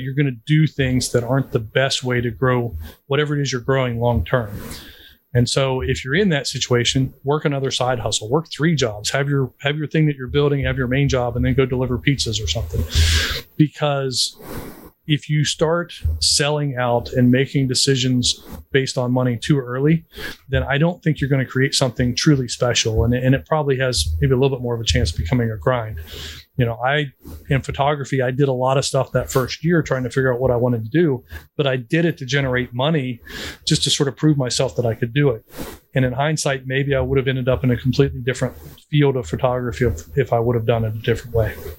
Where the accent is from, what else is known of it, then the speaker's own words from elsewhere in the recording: West Virginia, United States; a poor kid growing up in West Virginia